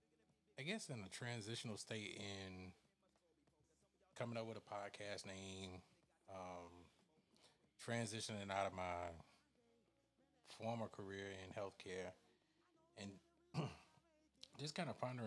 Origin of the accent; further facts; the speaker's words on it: Newnan, Georgia, United States; I'm from the South. I'm from the Atlanta area, Newnan, Georgia, to be exact